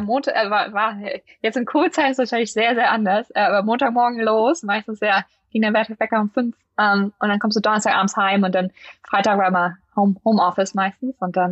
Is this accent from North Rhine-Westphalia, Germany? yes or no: no; Lüneburg, Lower Saxony, Germany; moved away as an adult; also born or lived in St. Gallen, Switzerland; now in Silicon Valley, United States; aus dem Norden, aus Deutschland, Lüneburg, äh, südlich von Hamburg, zwischen Hamburg und Hannover